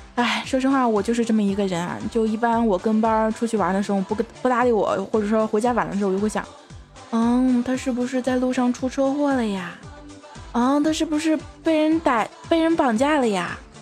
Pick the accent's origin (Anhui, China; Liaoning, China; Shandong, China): Shandong, China; Jinan; 因为我是济南的嘛，济南一直在下雨啊